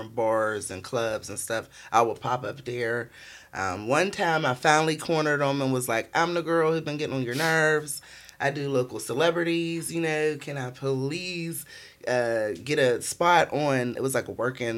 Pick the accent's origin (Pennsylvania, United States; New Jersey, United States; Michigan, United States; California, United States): Pennsylvania, United States; Pittsburgh; growing up in Pittsburgh